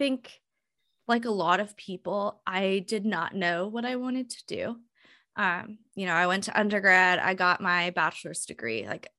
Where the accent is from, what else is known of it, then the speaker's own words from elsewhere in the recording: Hawaii, United States; worked with schools in the South and in the Midwest, which very different than what I grew up in Hawaii.